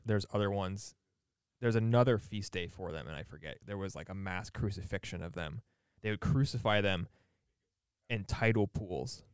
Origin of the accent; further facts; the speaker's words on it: United States; we have this weird, I don't know, imposition as modern American young people to be friends with a ton of people